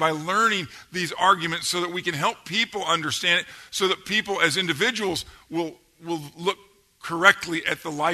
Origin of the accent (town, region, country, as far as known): Georgia, United States; accent: Georgia